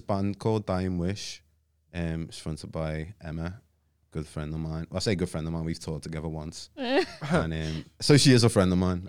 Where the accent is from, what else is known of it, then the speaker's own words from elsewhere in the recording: Liverpool, North West England, United Kingdom; being from where I was, like growing up in Toxteth as well.